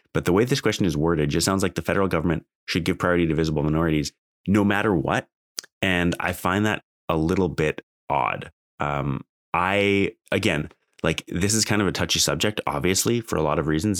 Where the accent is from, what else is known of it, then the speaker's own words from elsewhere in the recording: Alberta, Canada; I grew up in Alberta